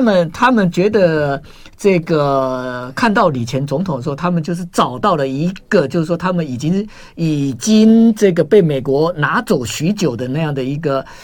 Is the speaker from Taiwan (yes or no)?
yes; Taiwan; 我们台湾人